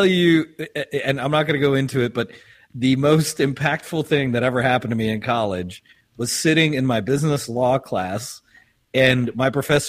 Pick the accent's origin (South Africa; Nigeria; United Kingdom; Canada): South Africa; also born or lived in Oklahoma, United States; now in United States; he knew I was from South Africa